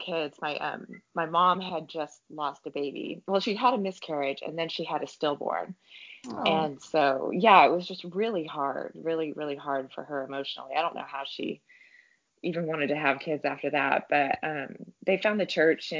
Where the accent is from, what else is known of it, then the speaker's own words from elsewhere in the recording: Texas, United States; we were like growing up in Texas